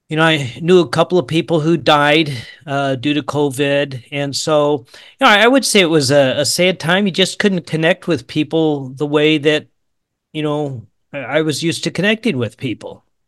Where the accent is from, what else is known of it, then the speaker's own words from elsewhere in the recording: St. Louis, Missouri, United States; moved away as an adult; also born or lived in Georgia / Tulsa, Oklahoma / Lawrence, Kansas; now in Kansas, United States; I was born in Georgia, uh, 'cause my dad was in the military, but I grew up in the Saint Louis area